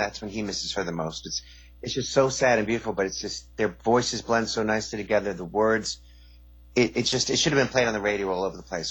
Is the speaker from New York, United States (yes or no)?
yes; New York, United States; I grew up in New York, so like every 10 years you would have a white Christmas, maybe.